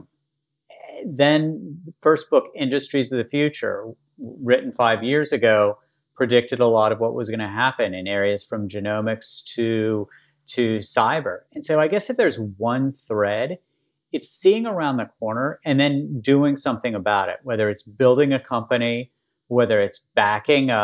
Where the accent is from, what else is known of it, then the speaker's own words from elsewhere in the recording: West Virginia, United States; moved away; also born or lived in Baltimore; where I grew up in West Virginia